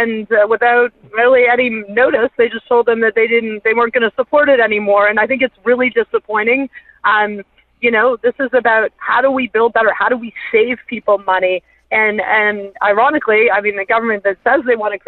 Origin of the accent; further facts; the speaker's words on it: Hamilton, Ontario, Canada; moved away; I was born in Hamilton. My parents are still the house that I grew up